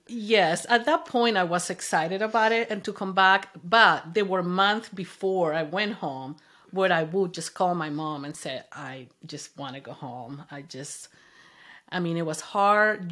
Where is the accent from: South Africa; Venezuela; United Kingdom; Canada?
Venezuela; English is a second language; moved away as an adult; also born or lived in Kansas, United States; now in United States; I grew up in Venezuela